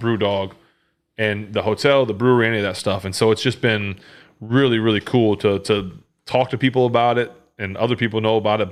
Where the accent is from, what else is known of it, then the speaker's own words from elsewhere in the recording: Findlay, Ohio, United States; moved away; where I grew up in Findlay, people were huge Ohio State fans